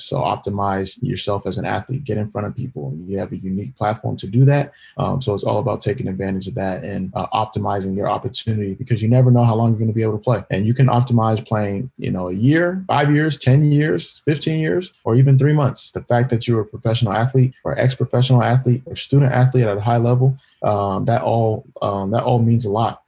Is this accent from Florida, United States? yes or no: no; California, United States; first generation Nigerian American, born and raised in California